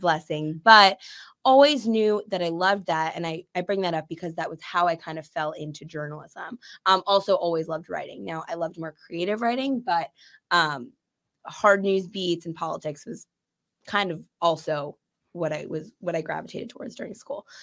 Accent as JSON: {"language": "English", "town": "Chicago", "region": "Illinois", "country": "United States", "tie": "born or raised there", "said": "I'm from Chicago proper"}